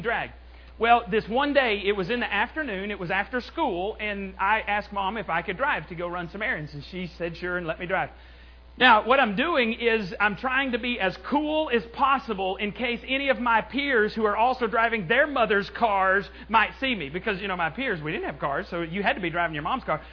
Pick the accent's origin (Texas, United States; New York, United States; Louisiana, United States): Texas, United States; Borger; in Borger, my, my hometown where I grew up